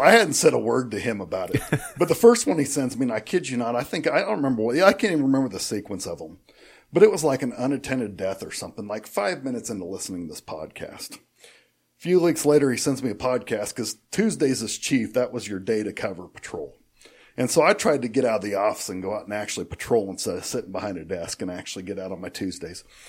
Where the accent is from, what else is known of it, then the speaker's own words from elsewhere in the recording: Ellsworth, Kansas, United States; also born or lived in Sterling, Kansas; I grew up in Ellsworth